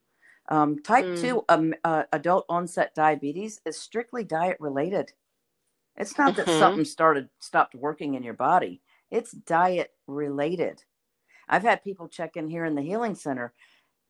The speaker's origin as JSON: {"language": "English", "region": "the South", "country": "United States", "tie": "born or raised there", "said": "I grew up in the South too"}